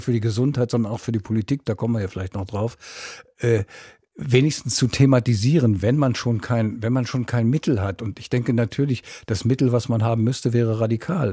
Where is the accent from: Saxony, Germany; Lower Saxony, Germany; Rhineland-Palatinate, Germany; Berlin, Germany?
Berlin, Germany; als Berliner